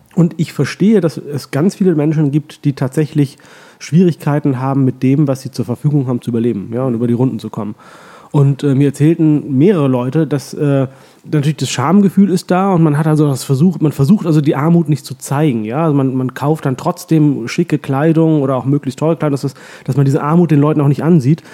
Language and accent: German; Hollern-Twielenfleth, Lower Saxony, Germany; moved away as an adult; also born or lived in Oldenburg / Hamburg / Heilbronn / Pakistan; now in Vienna, Austria; Meine Eltern sind ja, kurz genau. nach meiner Geburt dann äh, umgezogen in ein Dorf im alten Land äh, vor den Toren Hamburgs, das heißt Holland-Wielenfleet